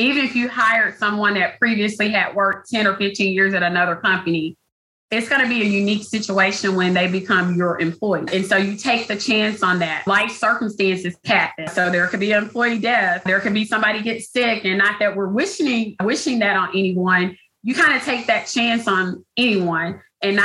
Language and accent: English; the South, United States; I'm a girl from the South, so I have lots of old phrases and things like